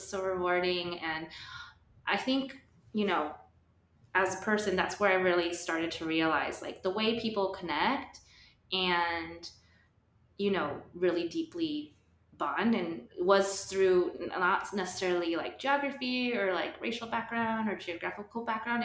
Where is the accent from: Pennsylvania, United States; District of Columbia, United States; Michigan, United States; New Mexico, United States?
New Mexico, United States; moved away as an adult; also born or lived in Austin, Texas / New York City; I'm from New Mexico and grew up around a lot of different cultures